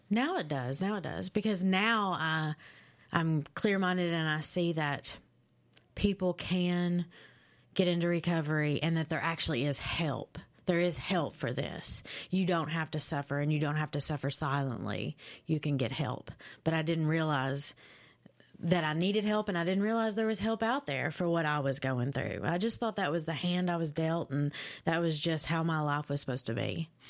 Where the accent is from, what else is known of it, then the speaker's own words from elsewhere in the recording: London, Kentucky, United States; London, Kentucky. Yep, uh, I was born and raised there